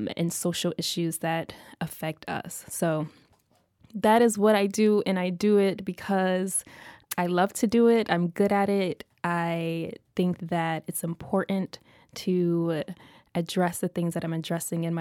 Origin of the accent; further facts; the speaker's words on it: Oklahoma City, Oklahoma, United States; moved away; also born or lived in Philadelphia; I am originally from Oklahoma City.